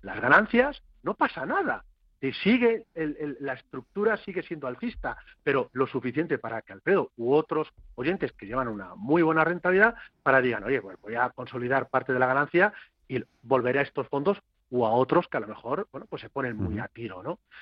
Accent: Castilla-La Mancha, Spain; no soy gallego, ya saben ustedes que soy castellano manchego.

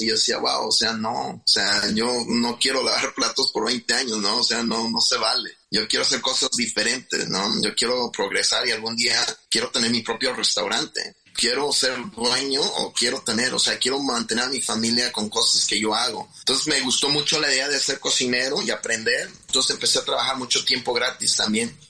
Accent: Huitzuco, Guerrero, Mexico; now in Chicago, United States; yo nací en, en Huitzuco, Guerrero, y pues eh, siempre crecí un niño muy inquieto

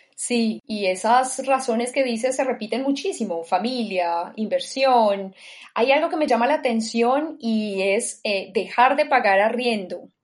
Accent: Colombia; moved away; mis últimos años van a ser en Colombia, en mi tierra

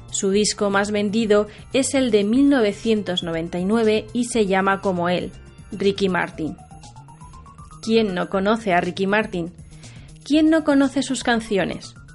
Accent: Tokyo, Japan; Spanish is a second language; moved away as an adult; now in Alcalá de Henares, Spain; soy de Tokio, centro de Japón.

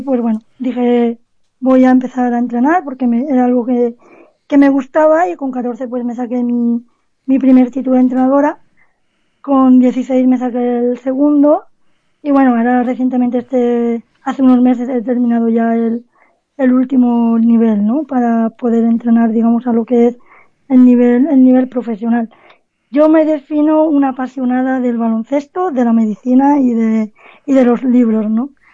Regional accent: Cádiz, Andalusia, Spain; nací, nací en Cádiz

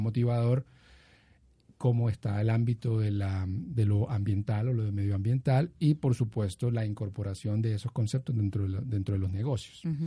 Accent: Cartagena, Bolívar, Colombia; also born or lived in Bucaramanga; nos mudamos para Cartagena de Indias, en el norte del país y allí pues crecí y, estudié, entonces digamos que soy cartagenero

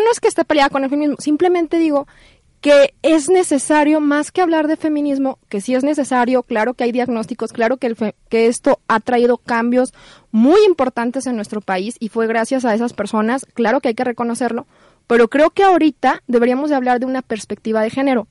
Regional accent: Guadalajara, Jalisco, Mexico; yo soy tapatía

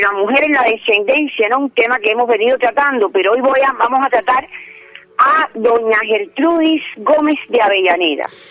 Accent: Cuba; yo que soy cubana y que he estudiado las letras hispanoamericanas

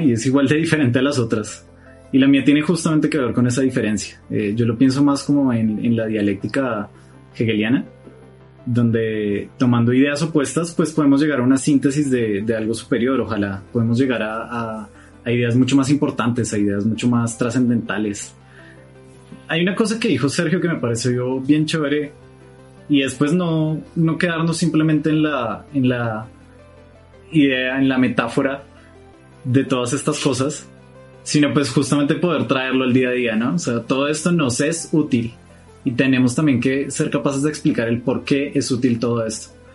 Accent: Bogotá, Colombia; Somos de Bogotá, Colombia.

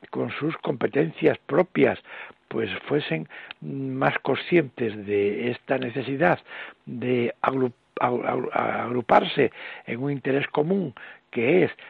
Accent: Spain; los españoles hemos perdido, perdido este sentimiento de unidad que por una parte lo tenemos como españoles

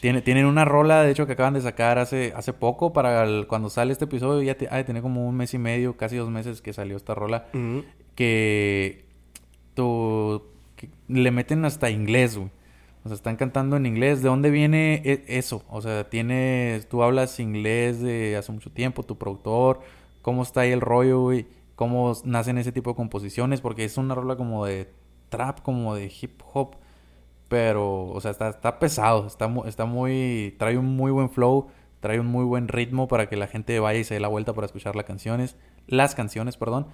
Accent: Baja California, Mexico; Somos de la Baja

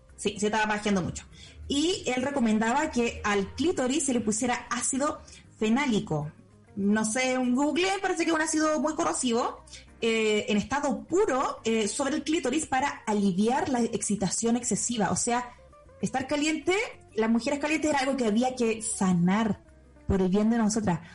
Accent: Chile; yo nací en Chile

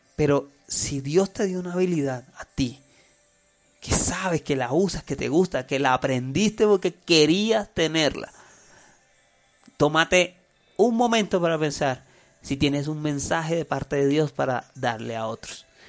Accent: Colombia; soy colombiano, hablo español

